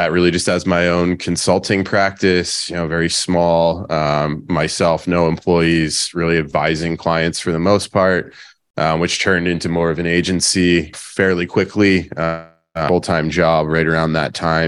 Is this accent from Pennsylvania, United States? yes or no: yes; Pennsylvania, United States; moved away as an adult; now in San Diego, United States; I'm originally from Pennsylvania.